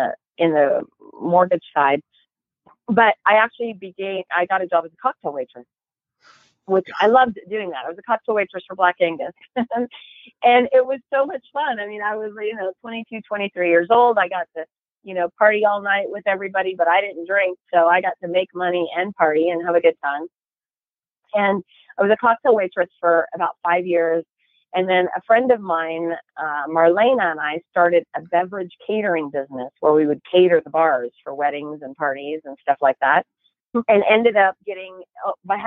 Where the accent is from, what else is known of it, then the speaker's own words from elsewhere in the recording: Chico, California, United States; also born or lived in Paradise, California; now in Sacramento area, United States; I grew up in Chico